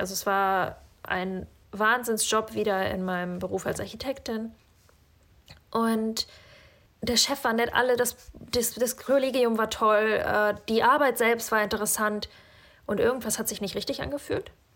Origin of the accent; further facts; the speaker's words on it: Northern Germany, Germany; moved away as an adult; also born or lived in Kazakhstan; now in Norway; Da, wo ich aufgewachsen bin in Norddeutschland, ist irgendwie alles so eine graue Masse